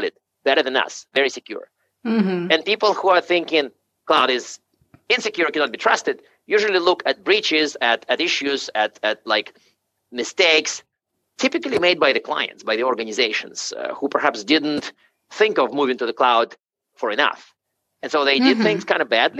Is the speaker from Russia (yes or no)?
yes; Siberia, Russia; moved away; I was actually born in Siberia